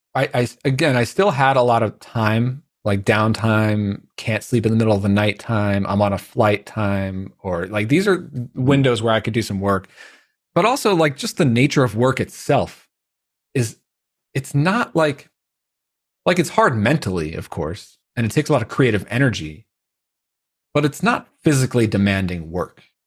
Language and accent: English; Long Island, New York, United States; growing up in Long Island